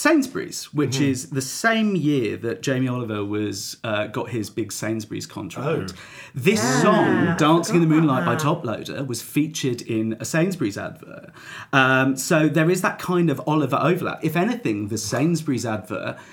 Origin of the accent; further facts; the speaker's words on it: London, United Kingdom; me and Dan Hancock's growing up in South London